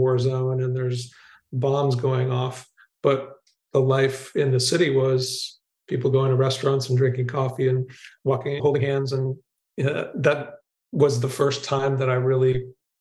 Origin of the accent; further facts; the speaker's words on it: United States; first language English; moved away as an adult; also born or lived in Texas / Colorado / New England; now in Netherlands; I'm a native American English speaker. My parents were both Midwesterners, though I was born in Texas and then raised in Colorado and New England